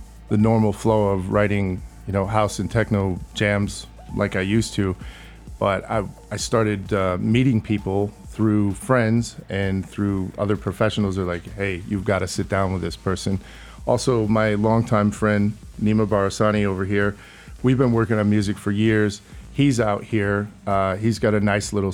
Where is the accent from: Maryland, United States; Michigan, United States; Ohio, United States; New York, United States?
Michigan, United States; also born or lived in Chicago / London; now in Los Angeles, United States; I'm from Michigan and I lived in Chicago